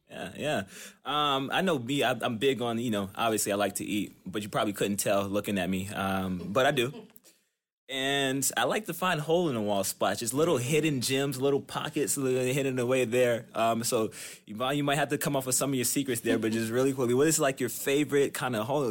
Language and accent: English; Wilmington, North Carolina, United States; moved away as an adult; also born or lived in New York / Houston; now in Ann Arbor, United States; Pretty much grew up in North Carolina